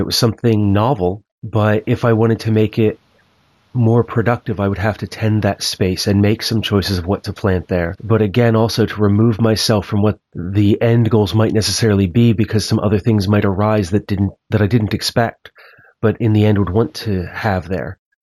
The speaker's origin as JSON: {"language": "English", "region": "Maryland", "country": "United States", "tie": "born or raised there", "also_born_or_lived": "central Pennsylvania", "moved": "yes", "lives_now": "Pennsylvania, United States", "said": "where I grew up in Maryland."}